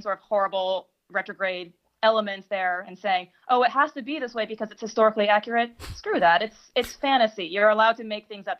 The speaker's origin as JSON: {"language": "English", "country": "United States"}